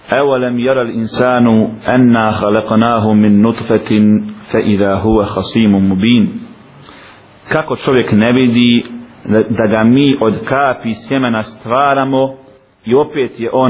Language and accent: Croatian; Bosnia & Herzegovina; kod nas u Bosni